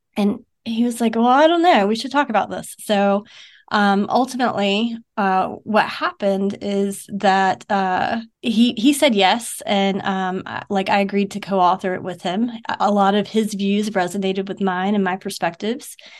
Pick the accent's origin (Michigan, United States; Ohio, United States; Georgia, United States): Georgia, United States; Savannah; moved away as an adult; I'm from Savannah, Georgia. And I grew up there up until, uh, two thousand sixteen.